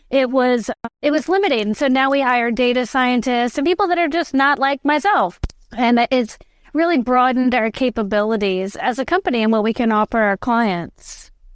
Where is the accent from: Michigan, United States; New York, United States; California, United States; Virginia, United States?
Virginia, United States; Richmond; I was born and raised in Richmond, Virginia.